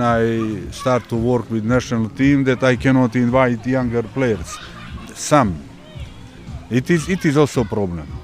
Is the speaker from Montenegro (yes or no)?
yes; Montenegro; English is a second language; moved away; In country where I come from Montenegro example we are a small country, 650,000 people.